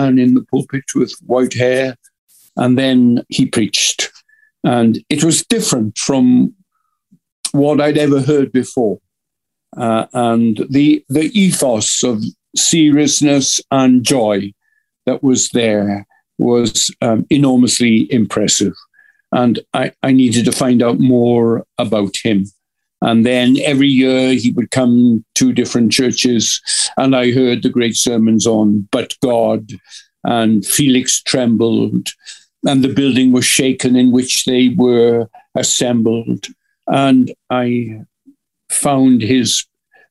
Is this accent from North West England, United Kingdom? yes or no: no; Wales, United Kingdom; a Welsh preacher, the father of a family.